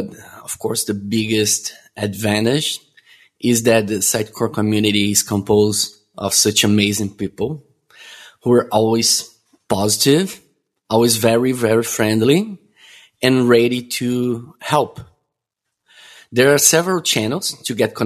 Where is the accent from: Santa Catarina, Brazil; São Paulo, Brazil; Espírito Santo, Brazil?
Santa Catarina, Brazil; Florianópolis; I'm born and raised in Brazil, where I still currently live, in a city called Florianópolis